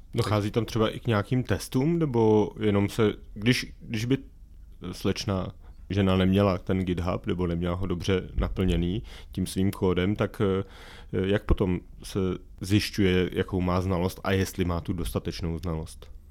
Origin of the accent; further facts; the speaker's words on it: České Budějovice, South Bohemian Region, Czechia; já jsem třeba z Českých Budějovic